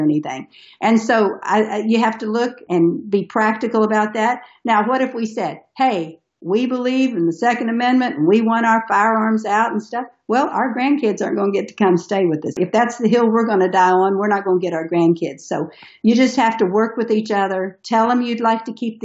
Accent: Tennessee, United States; We're from Tennessee, so we have guns in our house

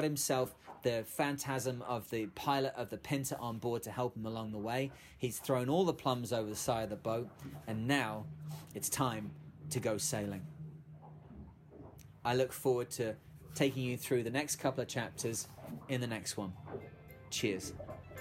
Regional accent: United Kingdom; as a Brit

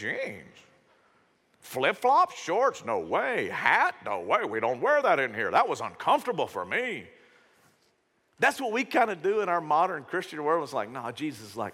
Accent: Shreveport, Louisiana, United States; When I was growing up, I grew up in Shreveport. Grew up in South Shreveport

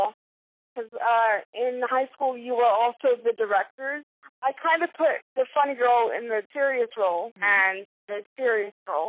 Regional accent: Houston, Texas, United States; moved away as an adult; also born or lived in New York; I was born and raised in Houston, and I desperately wanted to get out

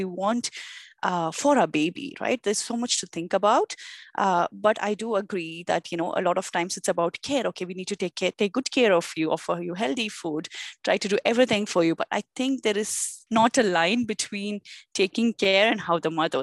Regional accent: India; moved away as an adult; also born or lived in North America; now in Toronto, Canada; I grew up in India all my life

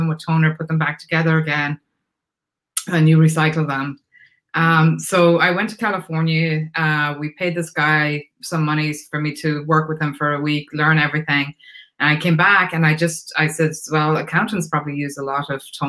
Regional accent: Ireland; moved away as an adult; now in United States; I'm Irish. So I came from Ireland. I came over here in 1989

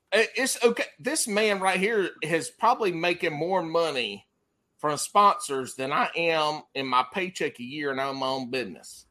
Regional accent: the Carolinas, United States; I'm from the Carolinas

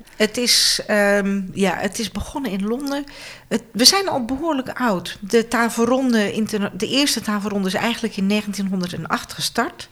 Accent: Friesland, Netherlands; Ik kom uit het noorden

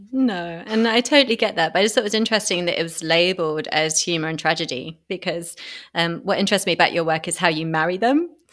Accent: United Kingdom; I'm a Brit

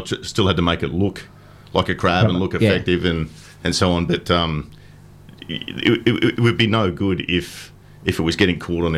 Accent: Brisbane, Queensland, Australia; It's my hometown.

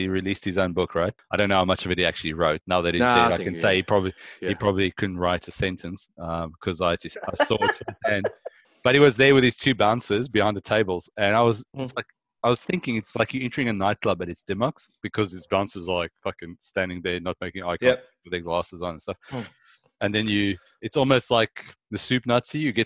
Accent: South Africa; now in Australia; I come from South Africa

